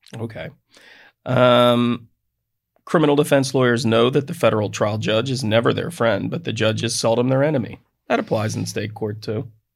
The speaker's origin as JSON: {"language": "English", "country": "United States", "said": "I'm from Delaware County"}